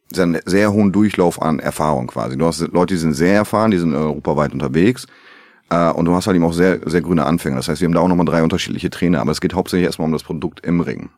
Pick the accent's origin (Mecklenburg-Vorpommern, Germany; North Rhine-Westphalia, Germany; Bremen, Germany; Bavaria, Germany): Bremen, Germany; ich komme ja aus Bremen